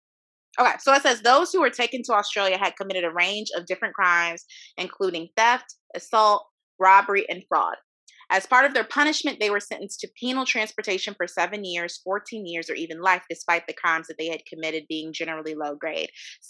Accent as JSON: {"language": "English", "town": "Ferguson", "region": "Missouri", "country": "United States", "tie": "born or raised there", "said": "My hometown."}